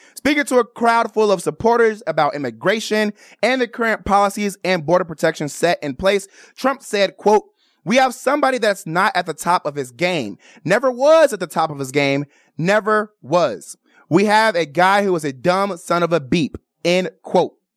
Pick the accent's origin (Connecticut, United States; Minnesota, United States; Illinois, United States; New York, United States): Illinois, United States; Chicago; moved away as an adult; now in Las Vegas, United States; I'm from Chicago